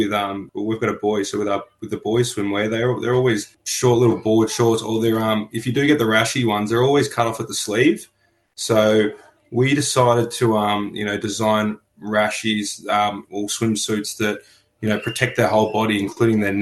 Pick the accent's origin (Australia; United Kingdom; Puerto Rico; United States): Australia; Melbourne, Victoria; I was born on Bunurong land in Melbourne, and I currently work on Bunurong land